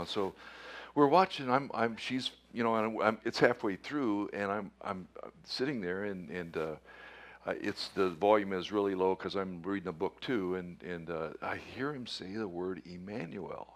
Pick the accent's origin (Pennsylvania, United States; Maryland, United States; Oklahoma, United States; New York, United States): Oklahoma, United States; Tulsa; moved away; I was born in Tulsa, and uh, half my relatives are still in Oklahoma